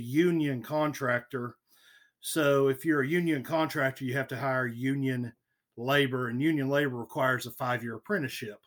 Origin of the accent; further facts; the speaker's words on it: Mannford, Oklahoma, United States; also born or lived in Stillwater, Oklahoma; now in Tulsa, United States; I grew up on Lake Keystone and went to K through eighth grade at Keystone Public Schools, a little small independent school district right outside of Manford